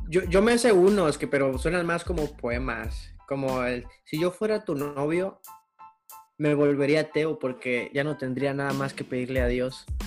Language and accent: Spanish; Acapulco, Guerrero, Mexico; soy de Acapulco, allá casi no, güey, casi no hay mucho tiro